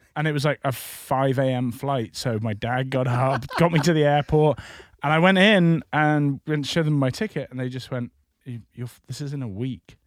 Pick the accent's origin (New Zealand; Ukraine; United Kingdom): United Kingdom